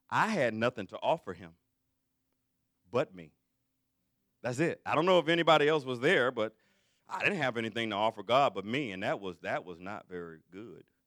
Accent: Alabama, United States; I'm from Alabama

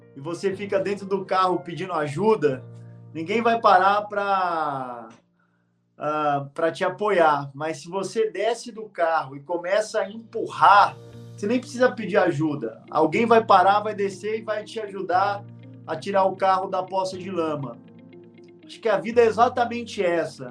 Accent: Guarulhos, São Paulo, Brazil; Eu nasci num barraco, numa favela, em Guarulhos, São Paulo. Eu vivi nesse barraco os primeiros sete, oito anos da minha vida

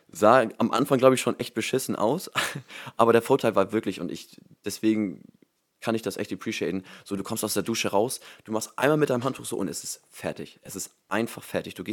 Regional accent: Groningen, Netherlands; born there; ich komme aus der Holland, ich komme aus den Niederlanden, ich bin gebürtiger Groninger

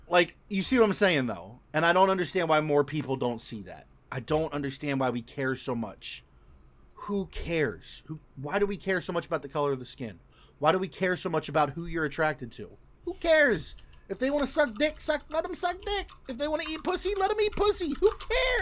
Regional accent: United States; I'm American

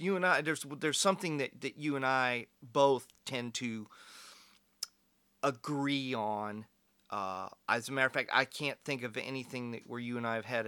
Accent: California, United States; I was born in California. My parents were from the Bay Area

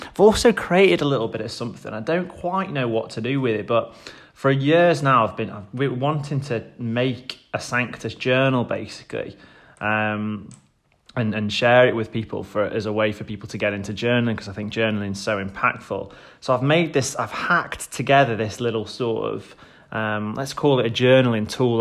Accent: Stoke-on-Trent, West Midlands, United Kingdom; my hometown in Stoke-on-Trent

